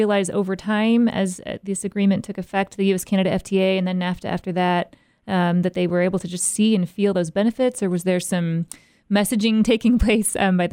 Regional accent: United States; myself as an American listener

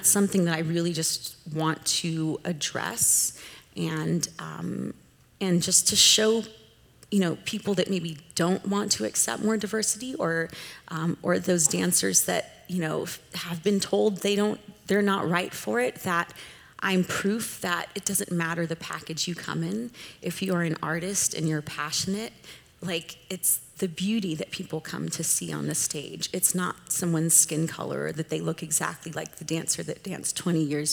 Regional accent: Southern California, United States; I grew up in Southern California, which is very diverse

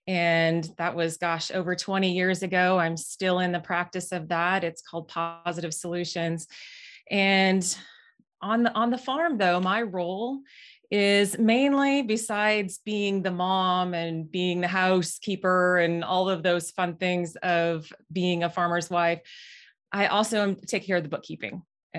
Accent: Moorhead, Minnesota, United States; moved away as an adult; now in Nebraska, United States; So originally, I'm from Moorhead, Minnesota. I came down to Nebraska to attend college at UNL.

